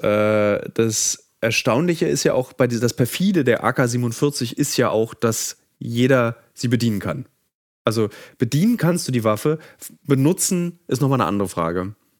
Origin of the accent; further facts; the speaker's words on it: Germany; wir als Deutsche